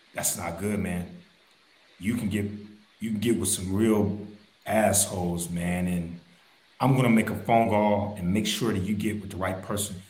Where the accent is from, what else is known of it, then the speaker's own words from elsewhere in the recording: Dayton, Ohio, United States; I grew up in Dayton